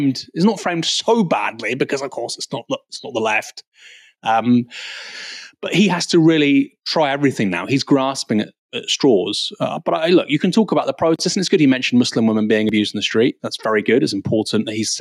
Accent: United Kingdom; I'm a British Iranian.

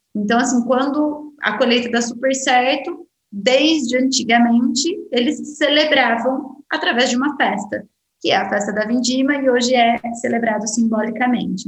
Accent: Brazil; eu, como brasileira

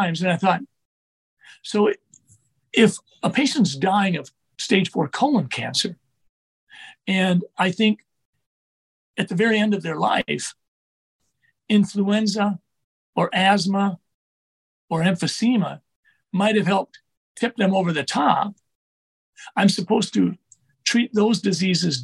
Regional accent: Sleepy Eye, Minnesota, United States; I was a small boy growing up in Sleepy Eye, Minnesota

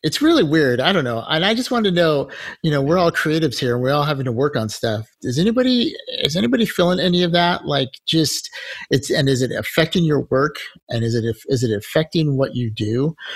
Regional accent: United States; we're from America

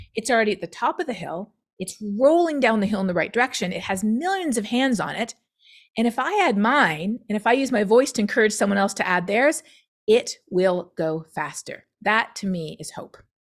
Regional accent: Canada; now in United States; being Canadian is actually very important for me working in climate change in the United States

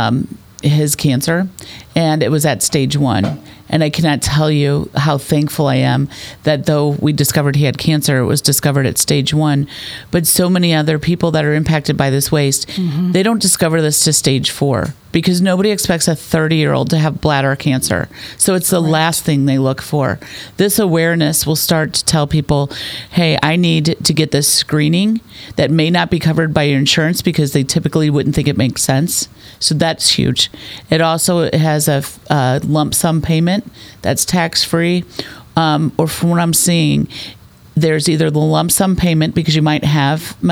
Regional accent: North County, St. Louis, Missouri, United States; we grew up in North County, so did my husband

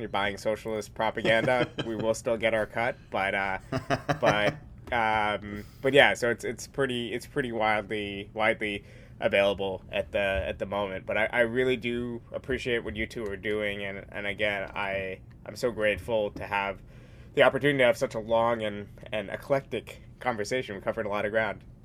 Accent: New York, United States; I'm from New York.

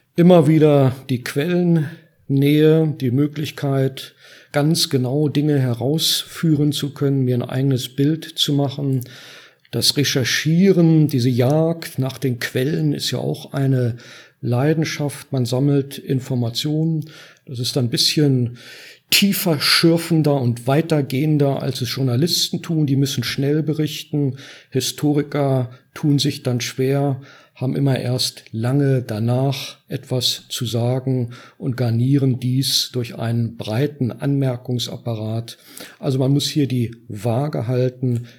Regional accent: Northern Germany, Germany; bin norddeutsch äh, äh, sozialisiert und realisiert

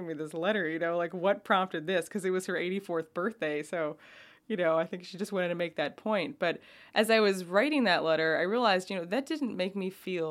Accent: New York, United States; also born or lived in Oakland, California; now in California, United States; I'm from New York

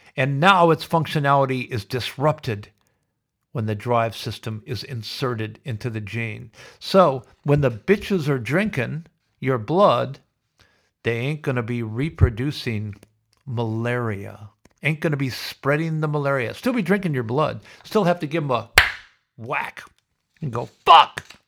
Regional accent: United States; now in Australia; I'm proudly American, but so absolutely grateful to be living in Australia.

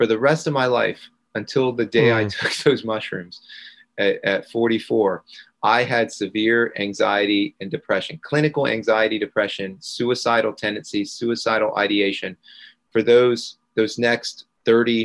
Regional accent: Gainesville, Florida, United States; I grew up in Gainesville, Florida

